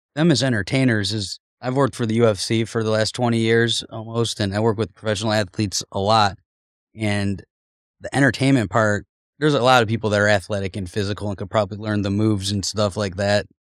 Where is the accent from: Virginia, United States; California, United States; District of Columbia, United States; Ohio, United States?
Ohio, United States; Cleveland; I grew up in Cleveland. We were poor